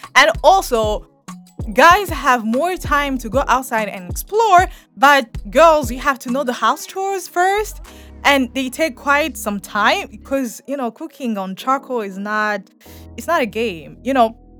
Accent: Burundi; the way we were raised here in Burundi

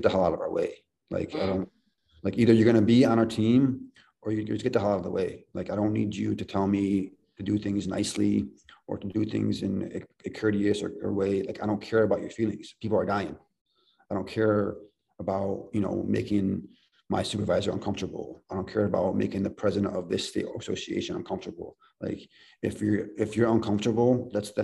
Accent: Ohio, United States; moved away; We're born and raised in Ohio

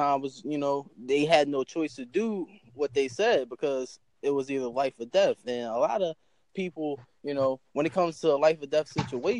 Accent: Virginia, United States; I'm from Virginia

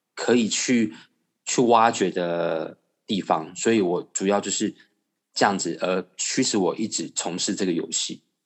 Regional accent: Taiwan; 我们家是外省人，那从小在眷村长大

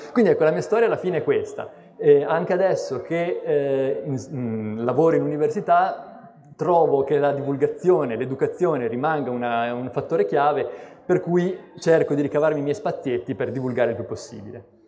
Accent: Bologna, Emilia-Romagna, Italy; now in Genoa, Italy; Sono di Bologna, quindi in realtà sono nato lontano dal mare e la mia passione per gli animali si è svolta quindi soprattutto nelle campagne intorno a Bologna, nei boschi

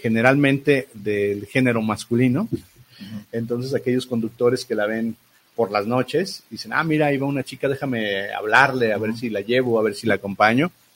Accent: Mexico; como buenos mexicanos

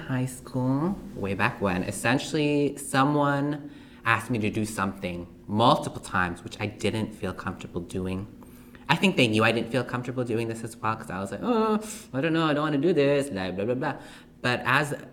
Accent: Canada; I'm also a Canadian, Filipino Canadian to be exact

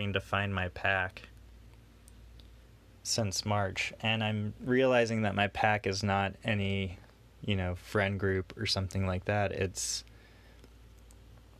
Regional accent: Houston, Texas, United States; I'm from Houston

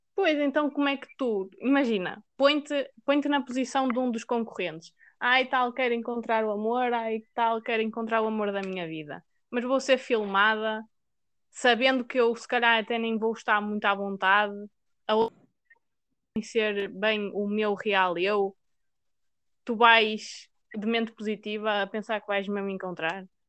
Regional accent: Maia, Norte, Portugal; eu sou da Maia

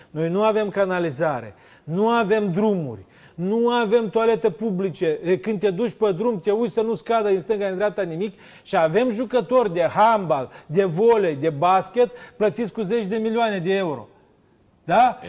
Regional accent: near Sighetu Marmației, Ukrainian side of the border, Zakarpattia Oblast, Ukraine; Eu sunt la 5 km de Sighet

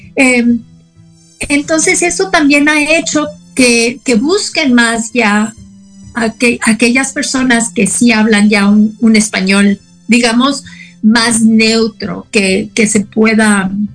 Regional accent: Mexico City, Mexico; first language Spanish; moved away as an adult; also born or lived in Austin, Texas; now in El Paso, United States; Yo era la chilanga

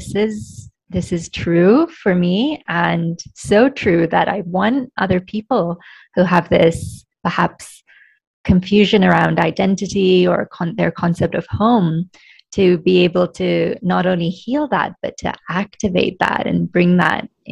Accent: Kenya; I'm Kenyan Indian, so my family is Indian, but we've been in Kenya for 4 generations, so I'm not seen as quite Kenyan. But when I'm in India, I'm also, it's very obvious that, yes, I didn't grow up there.

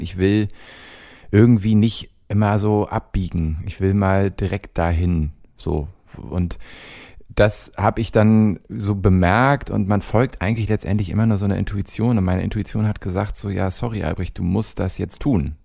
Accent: Hamburg, Germany; born or raised there; moved away as an adult; now in Cologne, Germany

